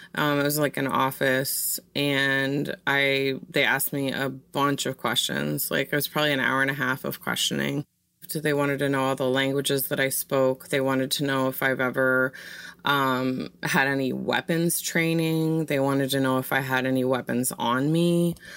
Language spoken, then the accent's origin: English; Wisconsin, United States; I was born and raised in Wisconsin, and I am of Irish Italian ancestry